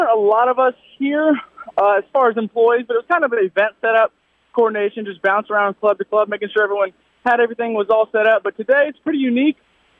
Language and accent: English; North Carolina, United States; I was born and raised in North Carolina